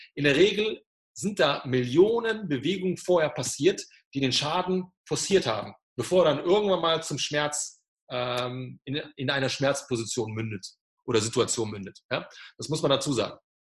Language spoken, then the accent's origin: German; Germany; da war ich der einzige Deutsche